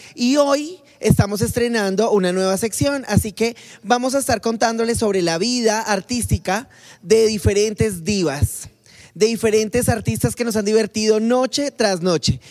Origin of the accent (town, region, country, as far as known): Colombia